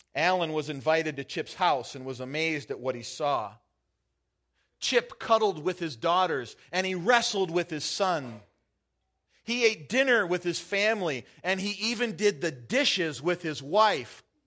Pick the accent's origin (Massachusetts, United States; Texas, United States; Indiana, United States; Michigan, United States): Michigan, United States; also born or lived in Wisconsin; now in Half Moon Bay, United States; growing up in Michigan